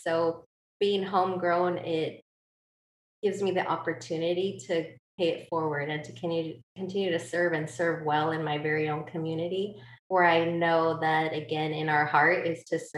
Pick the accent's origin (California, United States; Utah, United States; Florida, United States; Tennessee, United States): California, United States; Calexico; So I'm born and raised here